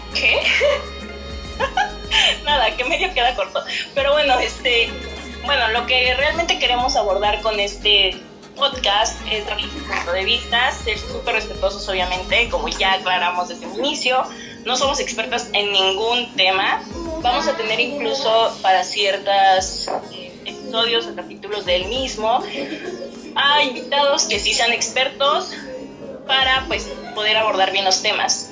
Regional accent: Puebla, Mexico; yo soy de la ciudad de Puebla

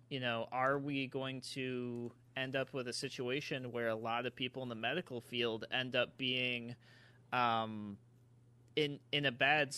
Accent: Rochester, New York, United States; the town that we are talking about is my hometown, city of Rochester

